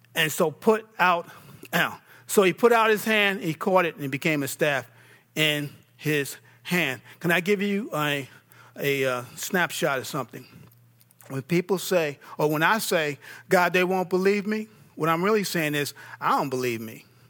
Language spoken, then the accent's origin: English; New York, United States; I'm from New York.